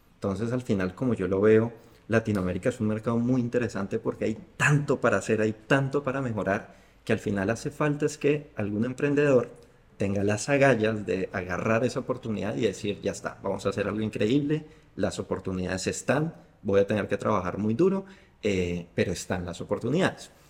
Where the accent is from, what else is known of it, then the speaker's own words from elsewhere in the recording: Bogotá, Colombia; yo soy de Bogotá, que es una ciudad fría todo el año.